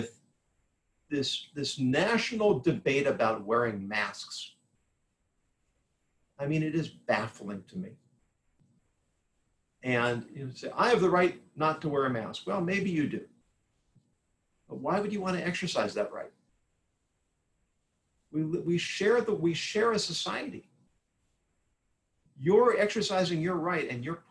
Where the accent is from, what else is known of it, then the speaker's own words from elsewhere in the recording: Southern California, United States; I grew up in Southern California